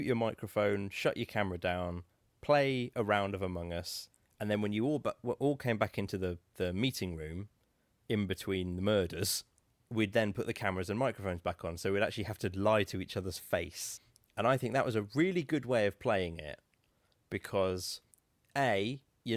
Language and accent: English; Norfolk, East of England, United Kingdom; I'm from Norfolk